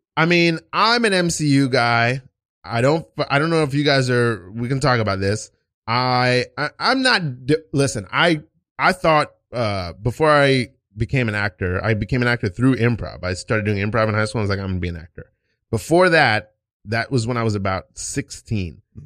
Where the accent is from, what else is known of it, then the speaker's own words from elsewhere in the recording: New York, United States; moved away; also born or lived in Port Charlotte, Florida; I'm from New York, but I was in high school in, you know, Port Charlotte, Florida.